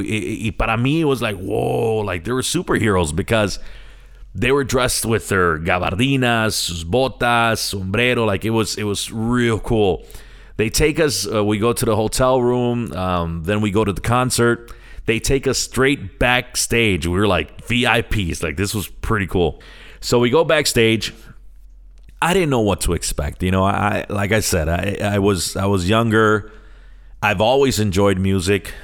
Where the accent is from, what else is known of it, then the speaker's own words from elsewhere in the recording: Chicago, Illinois, United States; also born or lived in San Sebastián, Puerto Rico; I'm born and raised in Chicago